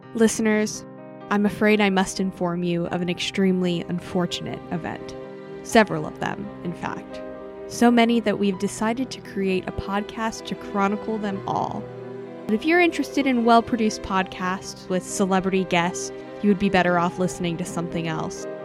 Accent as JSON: {"language": "English", "region": "the South", "country": "United States", "said": "I'm from the South"}